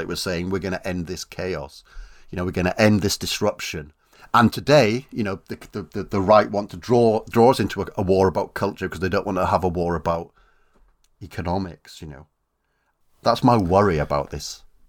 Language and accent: English; South Wales, United Kingdom; I come from South Wales